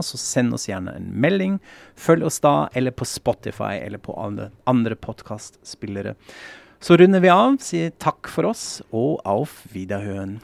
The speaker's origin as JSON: {"language": "Norwegian", "region": "West Germany", "country": "Germany", "second_language": "Norwegian", "moved": "yes", "lives_now": "Norway", "said": "jeg sier kulturbeutel fordi jeg er fra Vest-Tyskland"}